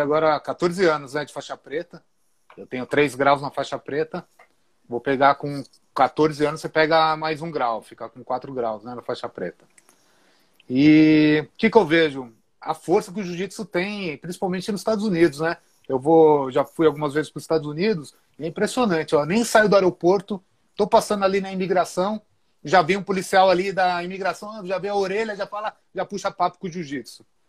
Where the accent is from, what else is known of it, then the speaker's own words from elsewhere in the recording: Atibaia, São Paulo, Brazil; Eu sou de uma cidade aqui do interior de São Paulo que chama Atibaia